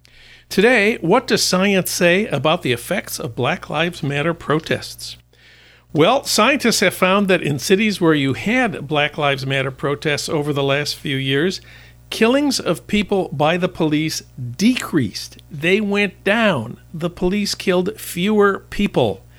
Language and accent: English; Minneapolis, Minnesota, United States; my hometown of Minneapolis